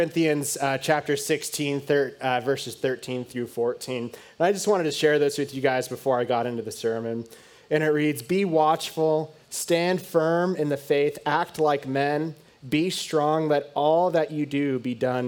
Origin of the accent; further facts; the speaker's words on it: United States; I grew up obviously in the United States